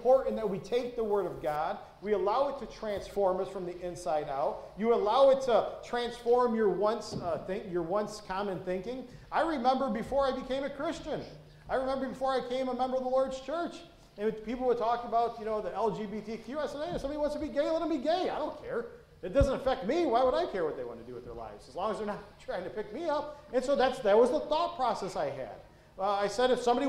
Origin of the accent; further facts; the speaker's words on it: Detroit, Michigan, United States; when I grew up in Detroit